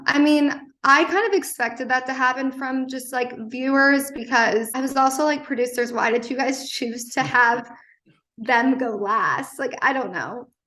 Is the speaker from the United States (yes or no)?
yes; East Coast, United States; I'm from the East Coast